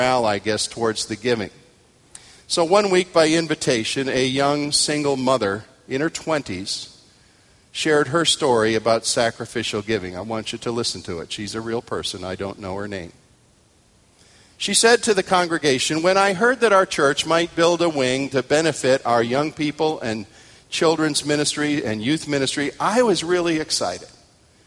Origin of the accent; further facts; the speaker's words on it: United States; I'm an American male